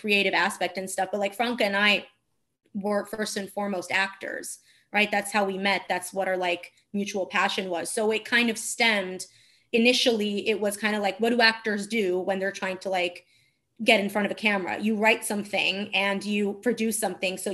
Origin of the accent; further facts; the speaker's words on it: Turin, Piedmont, Italy; English is a second language; moved away as an adult; also born or lived in Marche / Abruzzo; now in New York, United States; I grew up in Turin in the north, but my parents are from Marche and Abruzzo.